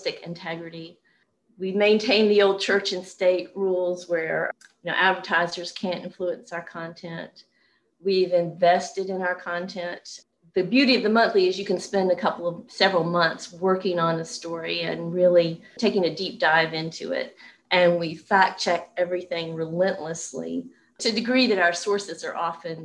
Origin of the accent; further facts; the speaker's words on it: Knoxville, Tennessee, United States; now in Atlanta, United States; when I was growing up in Knoxville, Tennessee